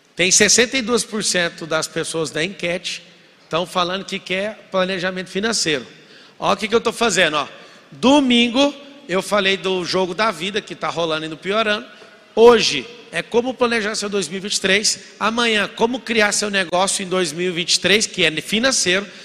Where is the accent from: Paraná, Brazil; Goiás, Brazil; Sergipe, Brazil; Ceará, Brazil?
Goiás, Brazil; Goiânia; morava em Goiás, sou de Goiânia, nascido em Goiânia